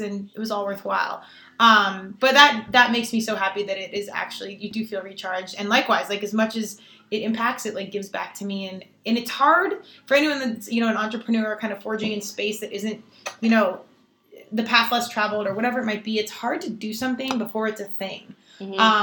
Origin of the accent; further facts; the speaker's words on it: Colorado, United States; I'm from Colorado.